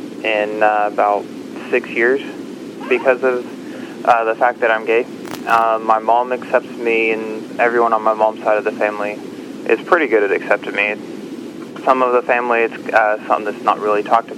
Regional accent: Texas, United States; moved away; also born or lived in Kansas; I was born in Kansas, raised in Texas. I grew up kind of as a Southern country boy, going to several different schools

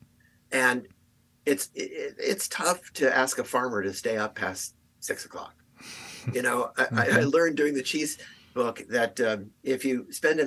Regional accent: Los Angeles, California, United States; moved away as an adult; also born or lived in San Francisco, United States; now in Sonoma County, United States; I grew up in Southern California in the Valley

